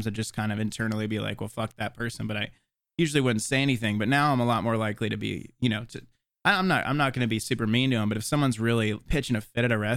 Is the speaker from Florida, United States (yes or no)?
yes; Tallahassee, Florida, United States; also born or lived in South Georgia / Jacksonville; I grew up in Tallahassee, but I spent, like, weekends off and out at my stepdad's farm, which was in South Georgia.